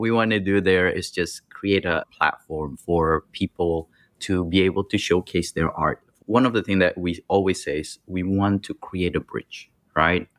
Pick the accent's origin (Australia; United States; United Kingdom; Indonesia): Indonesia; I grew up in Indonesia where, you know, things are rough